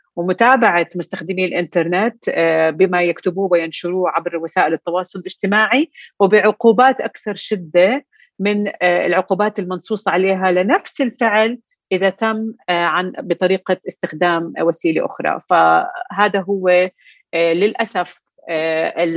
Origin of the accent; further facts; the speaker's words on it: Jordan; احنا عندنا بالاردن